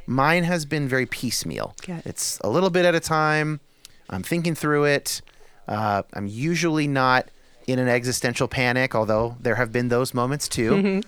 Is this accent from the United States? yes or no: yes; San Jose, California, United States; I was raised, I describe it as moderate evangelical in California. So I was born in San Jose area, Northern California.